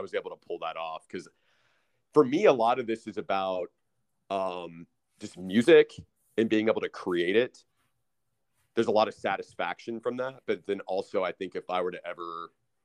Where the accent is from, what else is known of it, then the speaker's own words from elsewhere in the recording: Austin, Texas, United States; I'm from Austin, born and raised, and I've lived here my entire life.